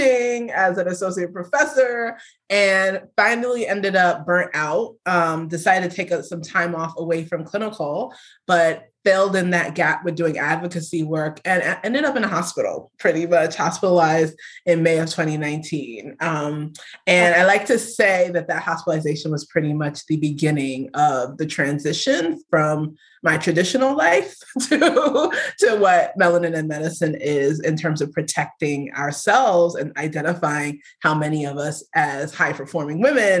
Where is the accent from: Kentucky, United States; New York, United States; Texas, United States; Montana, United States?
New York, United States; I'm a New Yorker. I am also the daughter of Nigerian immigrants.